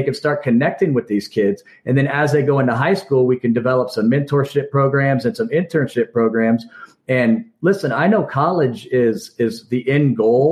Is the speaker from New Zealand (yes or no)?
no; Kansas, United States; we're from Kansas.